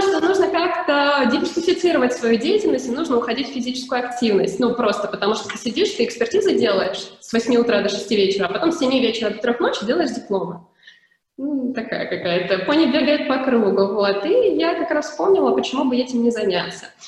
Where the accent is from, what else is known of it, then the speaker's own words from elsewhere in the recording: Krasnodar, Krasnodar Krai, Russia; moved away; я вообще сама из Краснодара